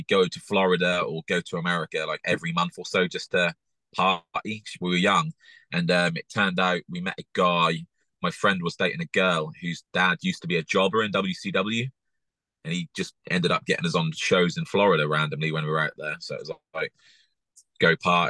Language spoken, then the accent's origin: English; England, United Kingdom; as an English person